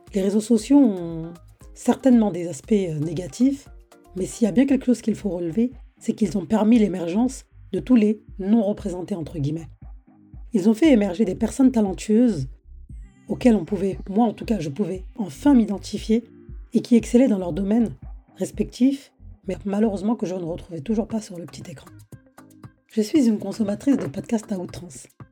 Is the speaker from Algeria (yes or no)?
no; France; Je suis née et j'ai grandi en France